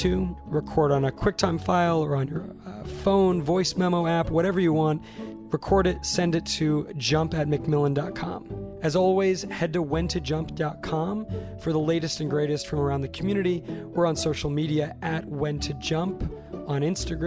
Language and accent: English; Santa Barbara, California, United States; Santa Barbara, my hometown